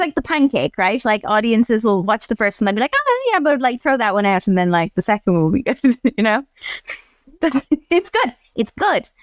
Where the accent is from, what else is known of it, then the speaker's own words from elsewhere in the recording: Ireland; I grew up in Ireland.